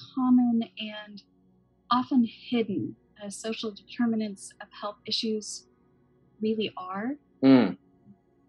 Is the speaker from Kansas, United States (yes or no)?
yes; Kansas, United States; I was born and raised in Kansas